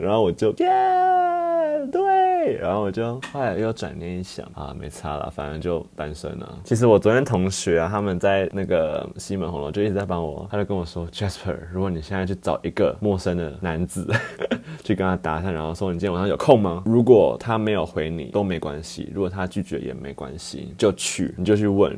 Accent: Taichung, Taiwan; now in Taipei, Taiwan; 我台中人

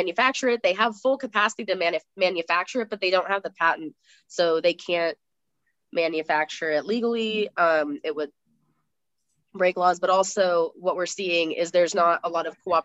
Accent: United States; we're both American

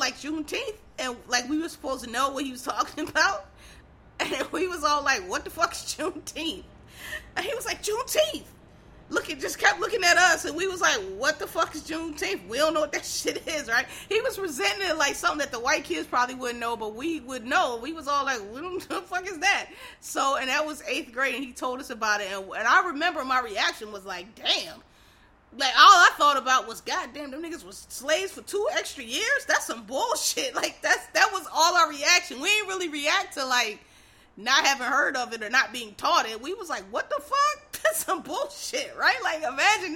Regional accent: Philadelphia, Pennsylvania, United States; also born or lived in Harlem, New York; now in New York, United States; I'm black, I'm from Philadelphia

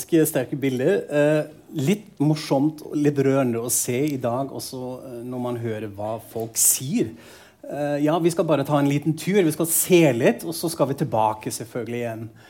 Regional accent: Frankfurt am Main, Hesse, Germany; moved away; Jeg er fra Frankfurt am Main, eh, som var på en måte amerikanske sektoren. At dette var en del av hverdagen min som barn og ungdom

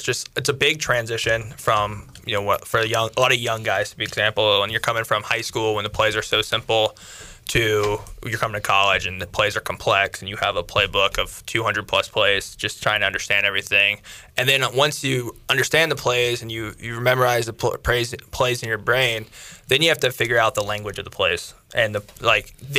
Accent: Clayton, North Carolina, United States; also born or lived in Athens, Ohio; I was born in Ohio. I grew up in North Carolina, though.

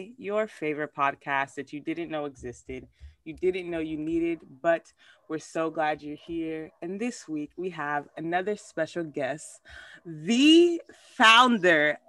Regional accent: Liberia; now in Puerto Rico; a Liberian person who's in Puerto Rico

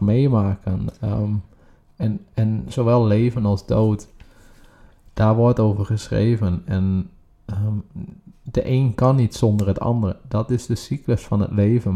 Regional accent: Groningen, Netherlands; now in The Hague, Netherlands; wij komen zelf oorspronkelijk uit Groningen

